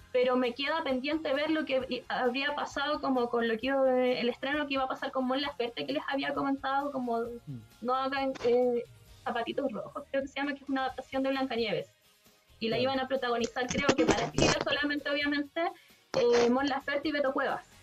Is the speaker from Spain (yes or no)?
no; Chile; no, somos chilenos, obvio, no